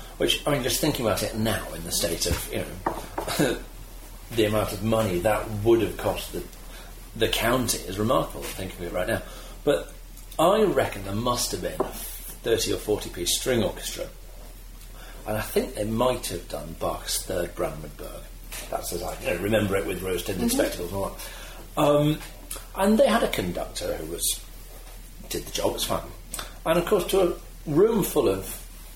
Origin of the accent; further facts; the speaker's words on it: Staffordshire, West Midlands, United Kingdom; I grew up in Staffordshire, which is sort of halfway between Manchester and Birmingham